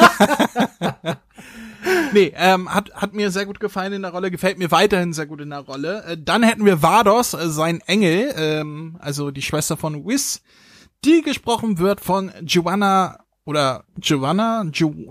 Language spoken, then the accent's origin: German; Carinthia, Austria; Kärntenblut, die kommt aus meiner Heimat.